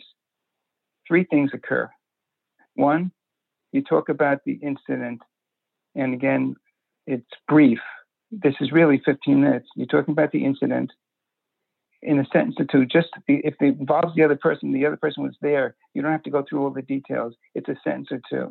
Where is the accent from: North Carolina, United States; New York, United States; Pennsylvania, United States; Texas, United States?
New York, United States; New York City; I grew up in Brooklyn, and it was in the 50s